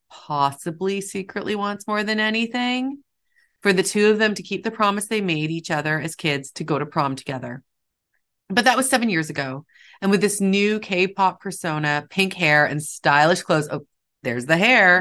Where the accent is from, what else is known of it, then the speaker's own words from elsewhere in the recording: Toronto, Ontario, Canada; I grew up near Koreatown in Toronto